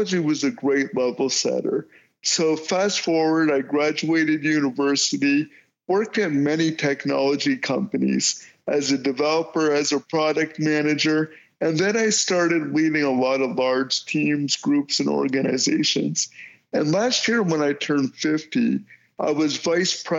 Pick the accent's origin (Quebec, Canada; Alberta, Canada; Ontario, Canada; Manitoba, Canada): Ontario, Canada; Windsor; where I was born in Windsor, Ontario